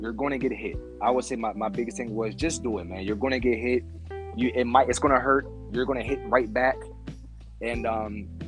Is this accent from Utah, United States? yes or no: no; Rockville, Maryland, United States; I'm from Rockville, Maryland